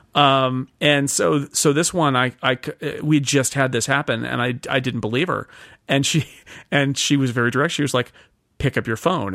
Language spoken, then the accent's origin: English; Sonora, California, United States; moved away as an adult; also born or lived in Oakland, California / Groveland, California; a summer intern at the Union Democrat, which was my hometown paper